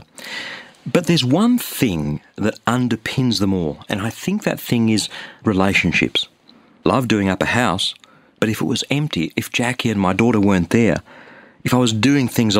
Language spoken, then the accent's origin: English; Sydney, New South Wales, Australia; I'm from Sydney, Australia.